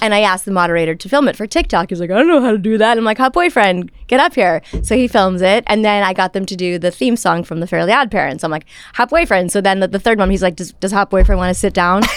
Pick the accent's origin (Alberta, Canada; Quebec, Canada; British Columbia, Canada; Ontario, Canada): Ontario, Canada; Toronto; I grew up in Toronto in a home that nobody knew anything about showbiz